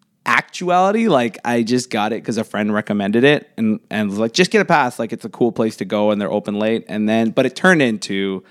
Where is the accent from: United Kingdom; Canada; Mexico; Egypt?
Canada; Pickering, Ontario; I'm from Pickering. Like that's where I grew up originally, like right on the border of Scarborough and Pickering.